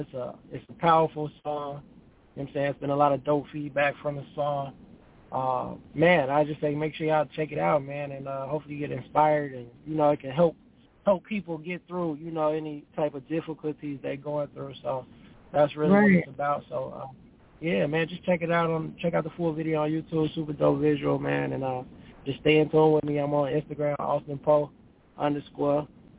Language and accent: English; Chicago, Illinois, United States; now in Houston, United States; I'm really from Chicago. I stay in Houston though now.